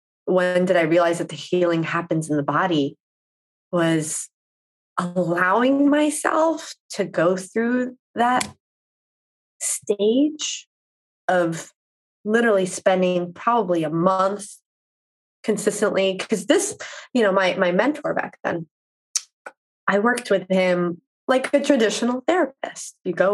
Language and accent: English; East Coast, United States; Because, you know, I grew up on the East Coast where you just, you go, you do.